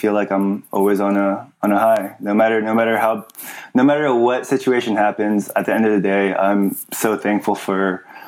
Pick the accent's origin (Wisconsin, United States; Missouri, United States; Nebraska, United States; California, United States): California, United States; Los Angeles; I grew up, I'm from the San Fernando Valley, and it's a suburb out of Los Angeles, California